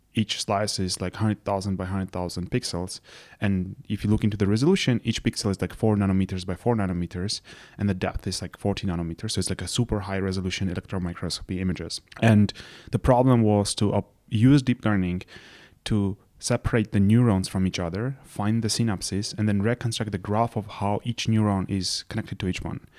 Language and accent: English; Yerevan, Armenia; moved away as an adult; also born or lived in London, United Kingdom / Princeton, United States; I'm originally from Yerevan